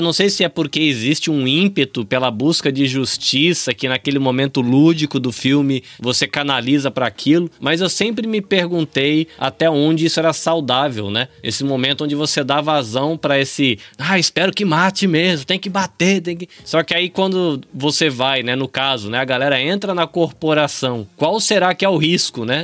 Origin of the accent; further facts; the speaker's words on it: Brazil; now in Japan; Mas na minha cabeça, como brasileiro